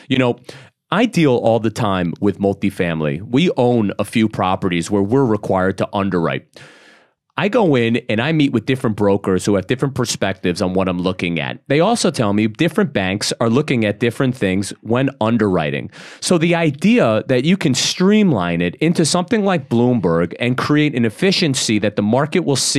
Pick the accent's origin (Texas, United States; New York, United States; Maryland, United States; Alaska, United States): New York, United States; Brooklyn; I'm from Brooklyn, right? Mm-hmm. And when growing up in Brooklyn, we wouldn't even give our real name.